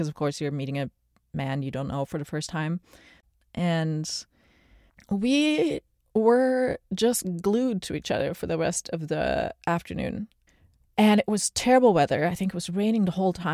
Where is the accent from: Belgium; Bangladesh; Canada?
Belgium; Antwerp, Flanders; now in United States; I grew up in Antwerp, which is a really old city